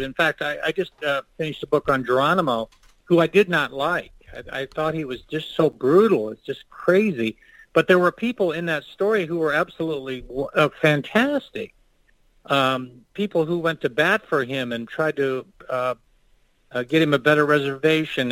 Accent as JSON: {"language": "English", "town": "Kingman", "region": "Arizona", "country": "United States", "tie": "born or raised there", "moved": "as an adult", "said": "I'm a Kingman kid from Arizona."}